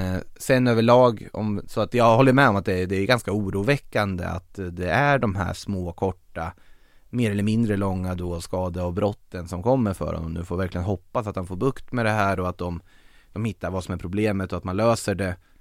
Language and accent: Swedish; Norrköping, Östergötland, Sweden; born or raised there